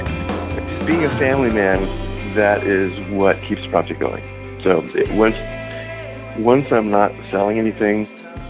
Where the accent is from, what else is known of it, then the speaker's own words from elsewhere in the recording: San Diego, California, United States; moved away as an adult; also born or lived in Los Angeles / Kansas; I grew up in San Diego